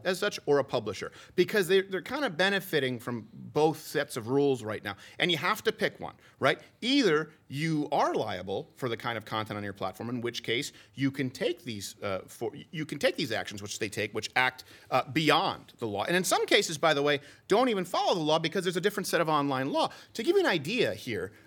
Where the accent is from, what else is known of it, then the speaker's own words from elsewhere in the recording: Canada; now in United States; I'm French Canadian